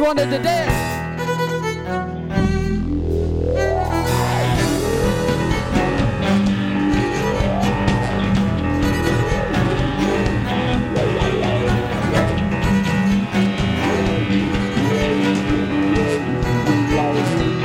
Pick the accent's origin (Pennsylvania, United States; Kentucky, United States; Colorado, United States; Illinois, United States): Kentucky, United States; Louisville; We're from Louisville. So, this is especially special to us that we get to play here at our hometown's radio station